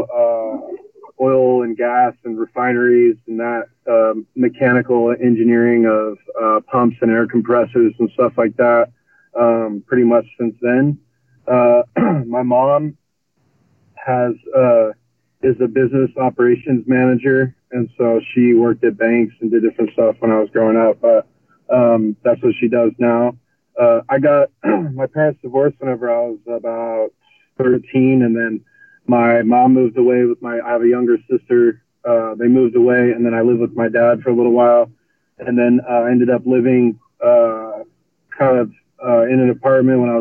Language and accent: English; Corpus Christi, Texas, United States; also born or lived in Longview, Texas / South Padre Island, Texas; I quickly moved to Corpus Christi, Texas, so down on North Padre Island, in very south of Texas